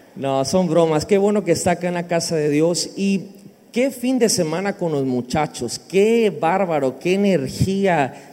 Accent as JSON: {"language": "Spanish", "country": "Mexico"}